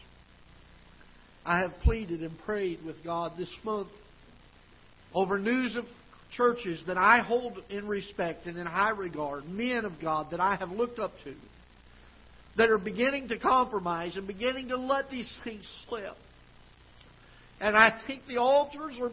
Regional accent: South Florida, United States; now in Festus, United States; I grew up down in South Florida

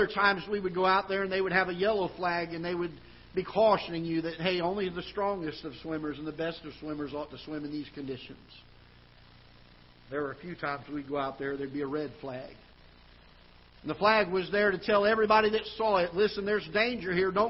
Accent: South Florida, United States; now in Festus, United States; I grew up down in South Florida

